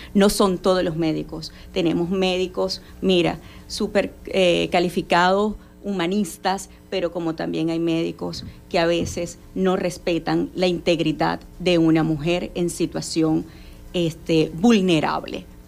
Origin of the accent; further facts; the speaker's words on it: Zulia, Venezuela; En nuestro estado, Zulia